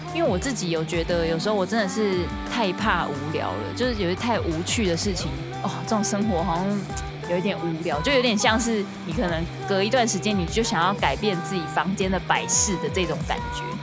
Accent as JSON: {"language": "Chinese", "region": "Kaohsiung", "country": "Taiwan", "moved": "yes", "said": "身为高雄人"}